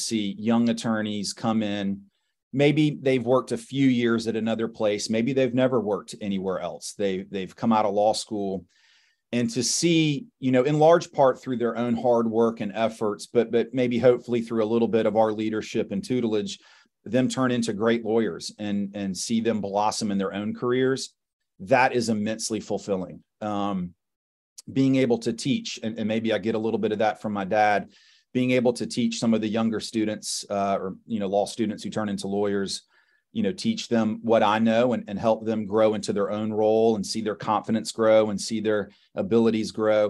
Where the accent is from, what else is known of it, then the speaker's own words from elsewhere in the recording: Summerville, South Carolina, United States; growing up in Somerville, which is, you know, suburb just right outside of Charleston